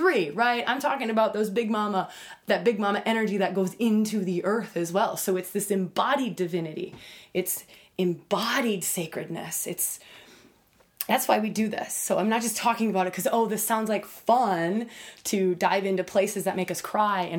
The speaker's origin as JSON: {"language": "English", "country": "United States", "tie": "born or raised there", "said": "having grown up as an American girl"}